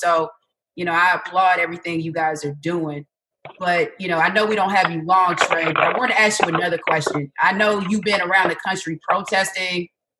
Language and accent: English; Atlanta, Georgia, United States; I'm from Atlanta